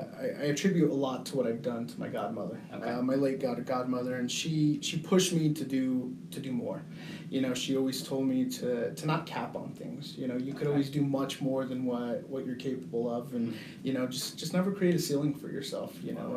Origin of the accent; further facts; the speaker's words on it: Colorado Springs, Colorado, United States; So I was born and raised here in Colorado Springs.